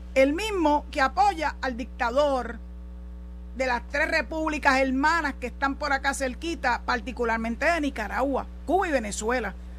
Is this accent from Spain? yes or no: no; Puerto Rico